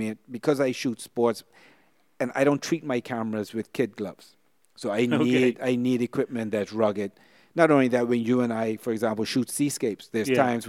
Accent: Bermuda; now in Bahamas; I was fortunate to be born and raised in Bermuda, and now I live in the Bahamas. Two countries that are considered paradise by the tourism industry.

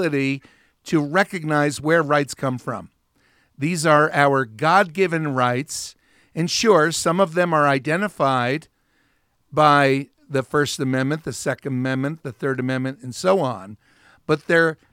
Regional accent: New Jersey, United States; I grew up in New Jersey

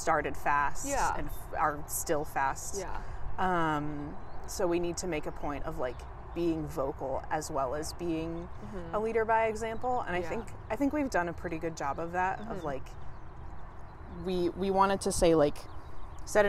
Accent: Sammamish, Washington, United States; I'm from Seattle-ish. Mm-hmm. I'm from like 40 minutes outside of Seattle. I live in a city called Sammamish

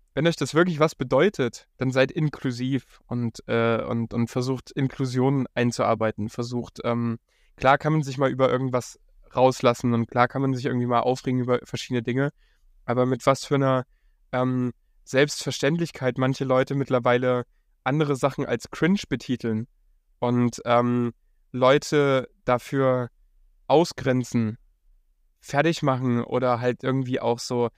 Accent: Upper Bavaria, Germany; also born or lived in Munich; now in Berlin, Germany; ich bin im 800 Seelenkaff in Oberbayern aufgewachsen.

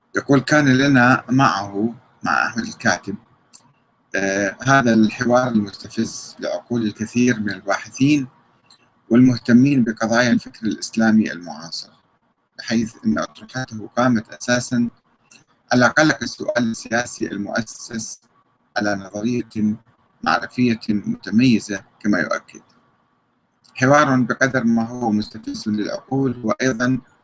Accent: Iraq

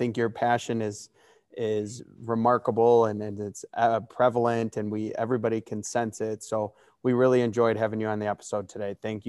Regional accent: Chicago suburbs, Illinois, United States; we are both from Illinois. We're from the Chicago suburbs

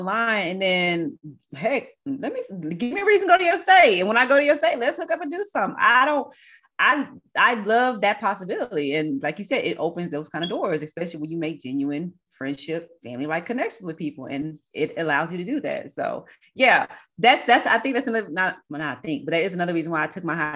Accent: Texas, United States; I'm born and raised in Texas

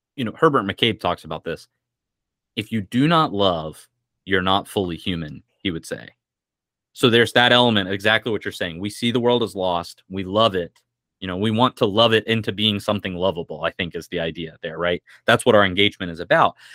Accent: United States; as American Christians

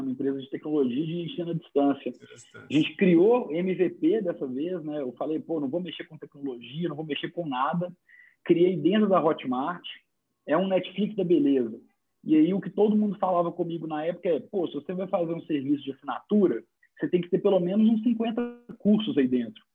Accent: Minas Gerais, Brazil; eu sou mineiro

